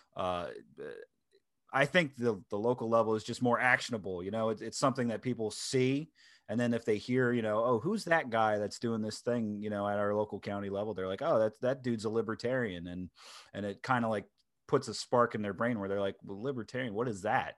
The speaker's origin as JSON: {"language": "English", "region": "Delaware", "country": "United States", "tie": "born or raised there", "said": "my home state of Delaware"}